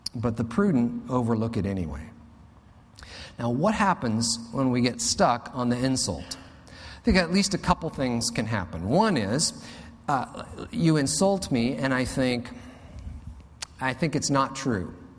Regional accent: United States; I'm an American

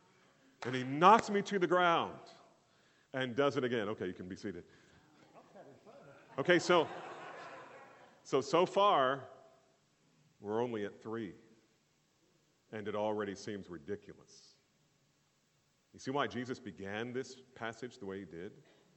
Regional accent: New Jersey, United States; I grew up in New Jersey. And I'm Irish

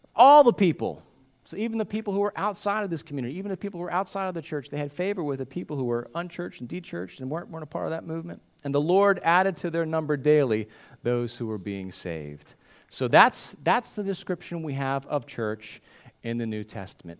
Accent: United States; what we do as Christians in America, what we do as modern American Christians

